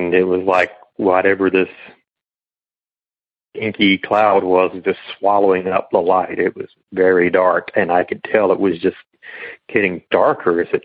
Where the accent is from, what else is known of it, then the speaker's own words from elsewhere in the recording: Northern South Carolina, United States; now in Northern Florida, United States; I grew up in Northern South Carolina